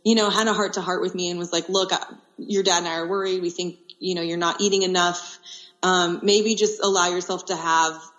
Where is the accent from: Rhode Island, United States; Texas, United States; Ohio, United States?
Texas, United States; Austin; the University of Texas, which is in my hometown of Austin, Texas